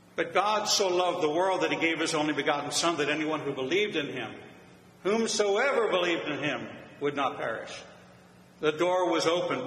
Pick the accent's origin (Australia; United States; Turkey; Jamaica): United States; Pittsburgh, Pennsylvania; growing up in Pittsburgh